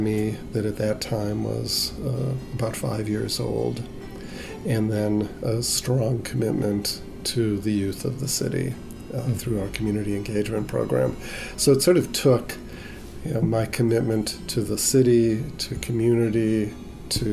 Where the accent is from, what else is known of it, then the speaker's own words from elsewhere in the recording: Chicago, Illinois, United States; as a kid growing up in Chicago